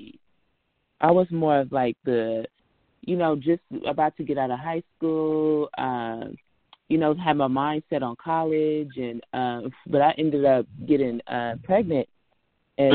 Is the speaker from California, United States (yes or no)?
yes; Richmond, California, United States; I'm from Richmond. Richmond, Rich City, California